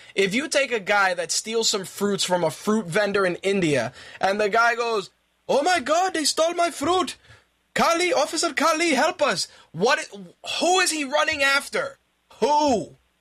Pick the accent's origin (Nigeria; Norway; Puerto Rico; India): Puerto Rico; I'm Puerto Rican.